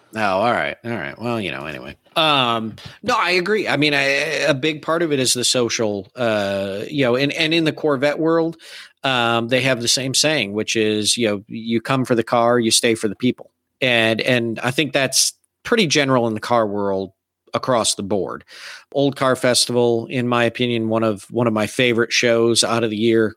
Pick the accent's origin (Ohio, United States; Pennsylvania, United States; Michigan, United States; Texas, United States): Michigan, United States; moved away; I grew up in Michigan